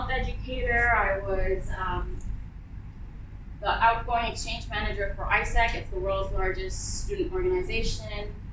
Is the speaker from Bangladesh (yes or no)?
yes; Bangladesh; now in United Arab Emirates; I'm from Bangladesh, and Bangladeshis in general are very communal, uh, well, community oriented.